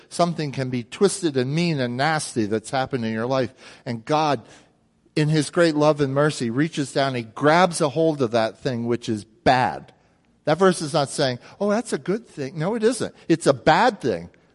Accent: Jersey Shore, New Jersey, United States; I grew up near the Jersey Shore

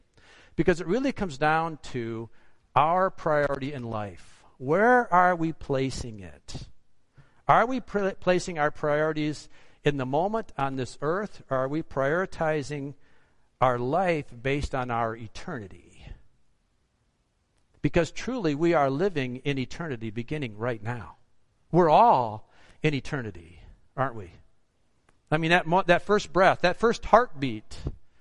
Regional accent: United States; as an American

